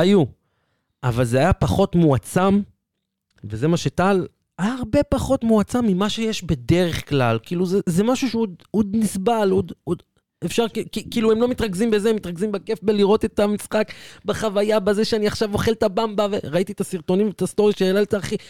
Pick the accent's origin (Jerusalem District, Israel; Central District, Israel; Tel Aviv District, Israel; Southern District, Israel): Central District, Israel; Petah Tikva; כפתח תקוואי במקור